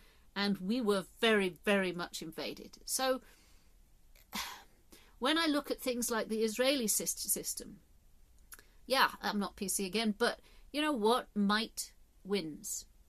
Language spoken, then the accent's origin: English; England, United Kingdom; born there; I'm not part of a tribe so much as I was born in England, and I'm part of this tribe.